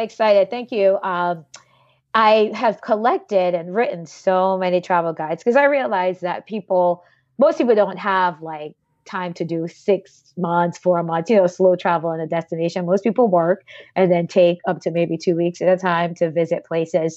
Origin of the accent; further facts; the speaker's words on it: Jamaica; I'm from Jamaica